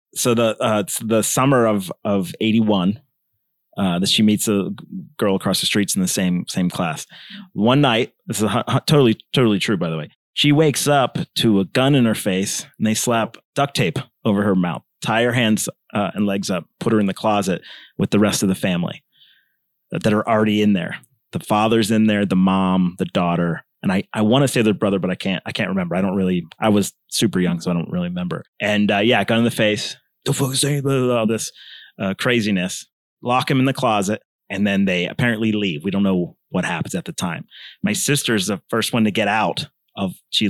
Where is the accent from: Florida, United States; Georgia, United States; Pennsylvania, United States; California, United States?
Pennsylvania, United States; Pittsburgh; We moved from Pittsburgh to Northeast Pennsylvania. In between my sister's junior and senior year, which is some bullshit to do to your kid.